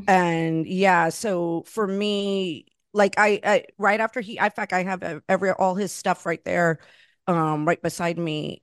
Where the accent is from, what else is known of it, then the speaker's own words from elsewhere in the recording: Florida, United States; moved away as an adult; also born or lived in Los Angeles; now in New York, United States; I grew up in Florida, and I'm, you know, Latina, I'm Puerto Rican, I'm Cuban